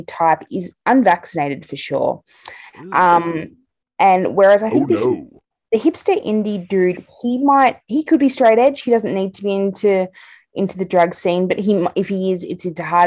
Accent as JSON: {"language": "English", "country": "Australia", "said": "I'm Australian"}